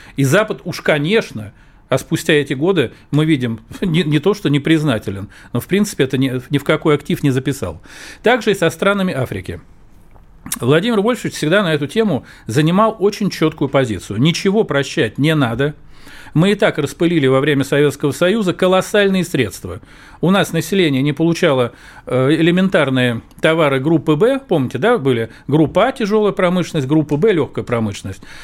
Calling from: Novosibirsk, Novosibirsk Oblast, Russia; Я звоню из Новосибирска

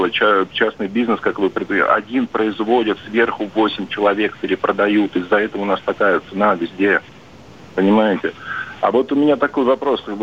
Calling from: Saint Petersburg, Russia; из Питера.

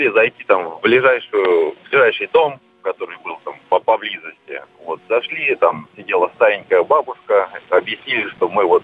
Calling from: Voronezh, Voronezh Oblast, Russia; я из Воронежа.

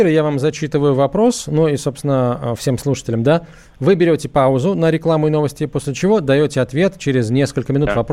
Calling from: Belgorod, Belgorod Oblast, Russia; я из Белгорода. Со второй женой проживаю в ее квартире

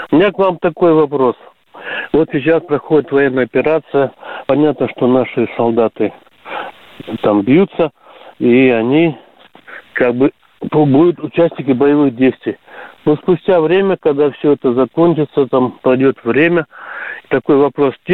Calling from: Stavropol, Stavropol Krai, Russia; Доброе утро, товарищи полковники. Я звоню из Ставрополя.

